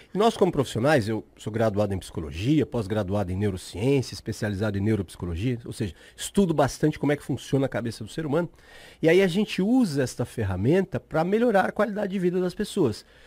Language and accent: Portuguese; São Paulo, Brazil; moved away as an adult; sou de São Paulo, me mudei uhum. para cá há quatro, cinco meses